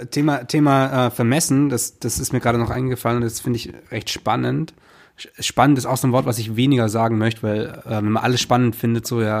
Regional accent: Stuttgart, Baden-Württemberg, Germany; moved away; in meine Heimatstadt gekommen

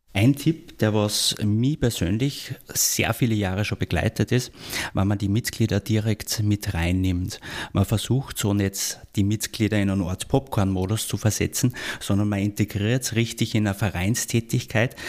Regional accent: Austria; in der Bundeshauptstadt bei uns in Wien

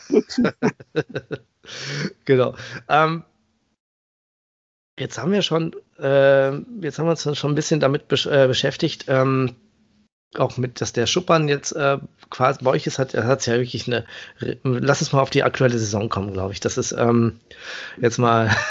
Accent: Paderborn, North Rhine-Westphalia, Germany; born there; Also ähm, ich komme ja gebürtig aus Paderborn

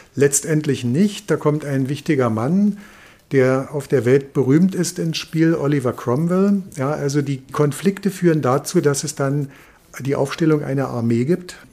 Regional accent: Germany; bei uns in Deutschland

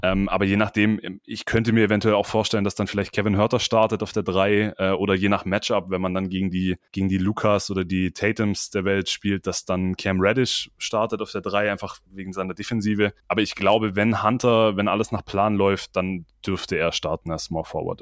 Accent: near Stuttgart, Swabia, Baden-Württemberg, Germany; komme aus der Nähe von Stuttgart, Schwaben Represent.

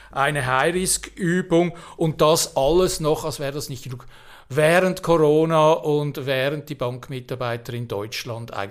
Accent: Switzerland; Ich als äh, Schweizer Patriot bin natürlich ein bisschen traumatisiert

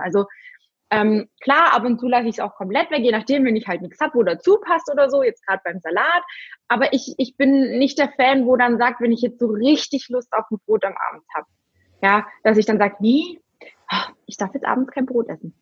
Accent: Germany; bei uns in Deutschland

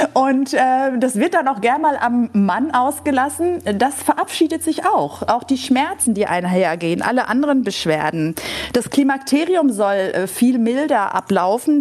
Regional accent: Greece; als Griechin mit einem Holzlöffel im Mund von einem griechischen Olivenbaum. Also wir, wir Griechen kommen essend auf die Welt

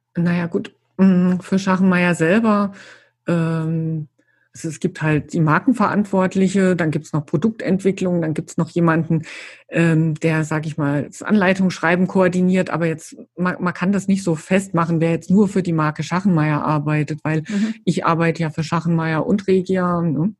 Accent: Saarland, Germany; moved away; als ich damals äh, hierher gezogen bin, ich komme ja aus dem Saarland eigentlich

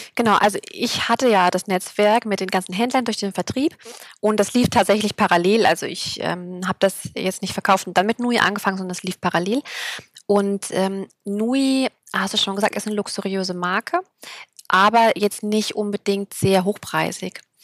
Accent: Thuringia, Germany; now in Berlin, Germany; ich komme aus Berlin, beziehungsweise lebe hier. Kommen tue ich aus Thüringen

